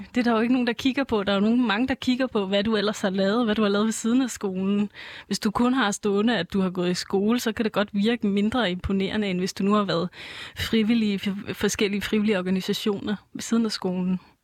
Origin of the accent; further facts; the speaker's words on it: Copenhagen, Capital Region of Denmark, Denmark; Jeg bor i København, og jeg er fra København